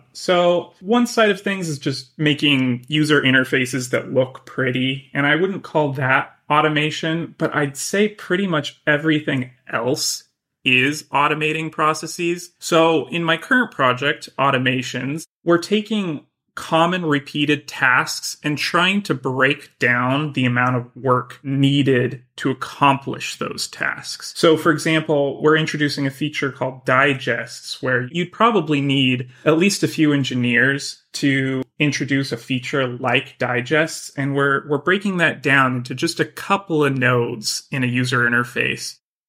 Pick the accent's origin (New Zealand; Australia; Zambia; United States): United States; Boise, Idaho; now in San Francisco, United States; I'm originally from Boise, Idaho.